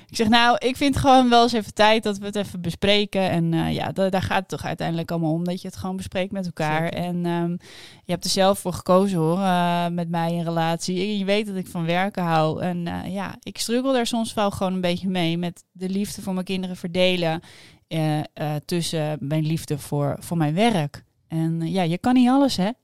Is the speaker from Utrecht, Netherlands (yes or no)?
no; Amsterdam, North Holland, Netherlands; ik kom uit Amsterdam